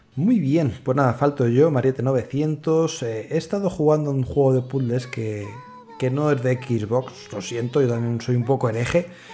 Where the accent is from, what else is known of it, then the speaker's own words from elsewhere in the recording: Madrid, Community of Madrid, Spain; Los que somos de Madrid